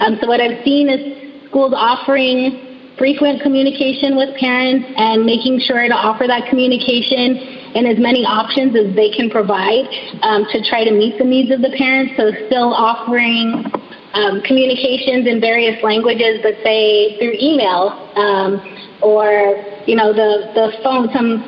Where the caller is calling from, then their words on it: California, United States; So I'm speaking from California.